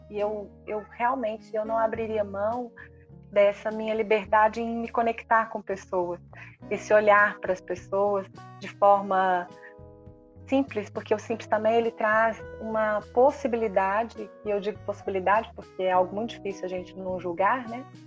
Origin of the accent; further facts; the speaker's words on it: Minas Gerais, Brazil; A gente como mineiro